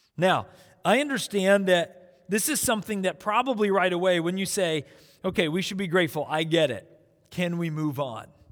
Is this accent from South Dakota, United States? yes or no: yes; South Dakota, United States; So when I was in elementary school, I grew up in South Dakota.